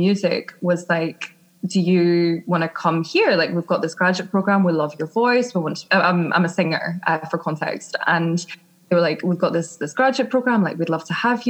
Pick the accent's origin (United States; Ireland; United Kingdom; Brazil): United Kingdom; Scotland; accent: Scottish; moved away as an adult; now in London, United Kingdom; I grew up in Scotland